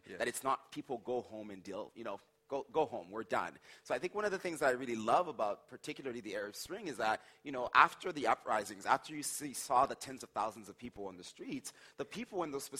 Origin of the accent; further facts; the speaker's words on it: Haiti; born there; like I mentioned, I was born in Haiti.